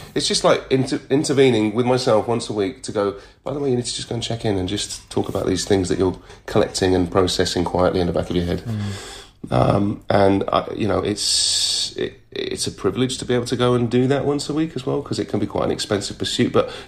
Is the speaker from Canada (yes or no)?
no; United Kingdom; being British and culturally being British